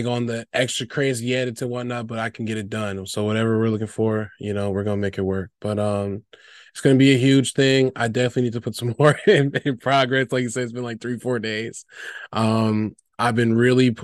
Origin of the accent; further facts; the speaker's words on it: Chicago, Illinois, United States; also born or lived in Weslaco, Texas; I'm originally from South Texas, the Valley, Wessico, but I've been in the Chicagoland area since I've been like 5. So basically the last 20 some years.